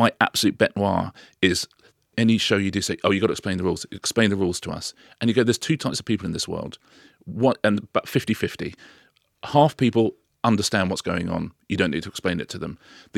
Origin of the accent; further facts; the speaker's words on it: United Kingdom; I'm British.